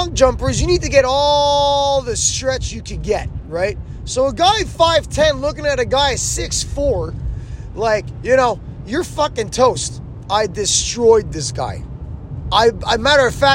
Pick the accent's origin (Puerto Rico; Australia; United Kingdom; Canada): Canada; I'm Canadian.